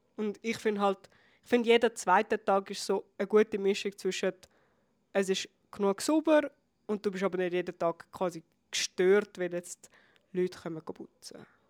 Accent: Switzerland; bei uns in der Schweiz

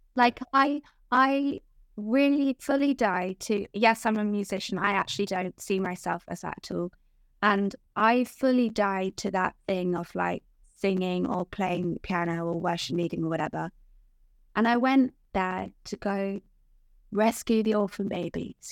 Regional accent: Guernsey; moved away as an adult; now in England; I'm from Guernsey, which is, like, the most beautiful island in the world

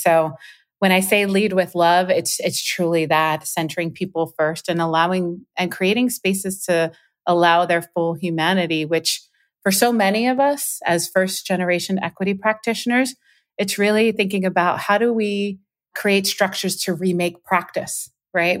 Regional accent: Puerto Rico; moved away; culturally how I grew up. in Puerto Rico.

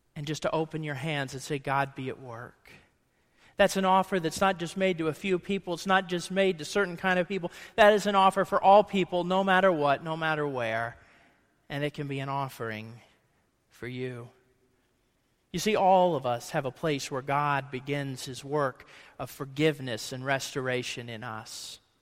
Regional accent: Ohio, United States; I grew up in Ohio

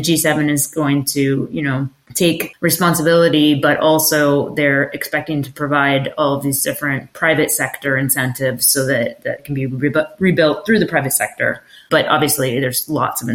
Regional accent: United States; now in London, United Kingdom; as an American, but sitting in London

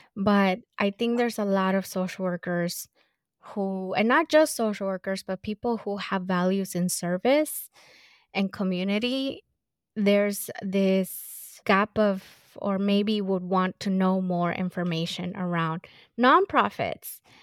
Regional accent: Los Angeles, California, United States; I grew up in South Central

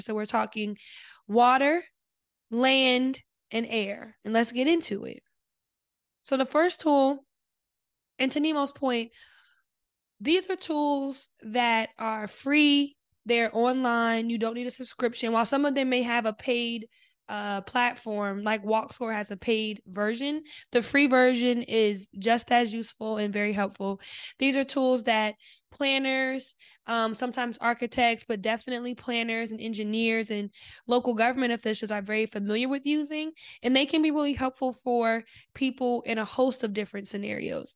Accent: New Jersey, United States; I'm from Jersey

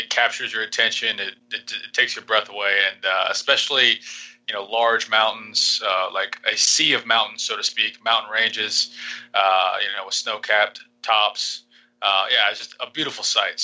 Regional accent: Vinita, Oklahoma, United States; moved away as an adult; now in Panama; a small town called Vinita

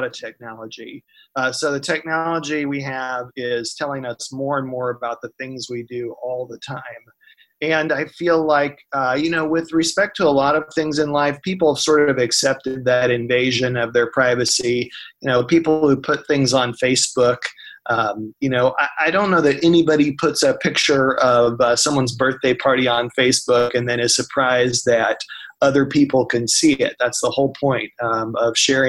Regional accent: Marion County, Kansas, United States; I grew up in Marion County, which is, Marion is the county seat.

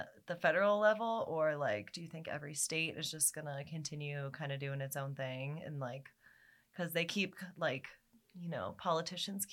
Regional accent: Missouri, United States; I'm from Missouri, like a very conservative

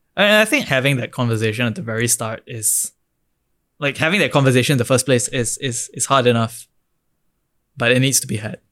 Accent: Singapore; as an Indian, as a young Indian from Singapore

